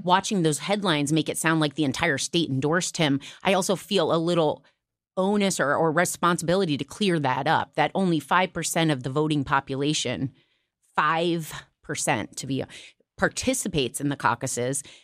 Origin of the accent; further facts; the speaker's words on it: Iowa, United States; moved away; I'm from Iowa